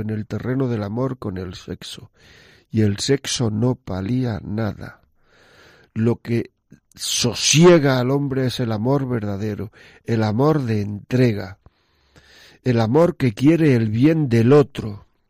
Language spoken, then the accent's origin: Spanish; northern part of the province of Granada, Andalusia, Spain; como se dice en mi tierra, la parte norte de la provincia de Granada.